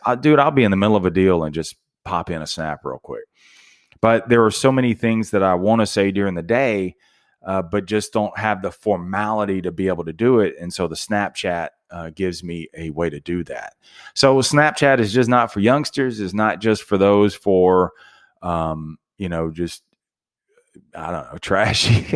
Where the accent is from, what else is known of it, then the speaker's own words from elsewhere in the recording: Ruston, Louisiana, United States; I'm from Ruston, Louisiana, so it was a very small town, college town, Louisiana Tech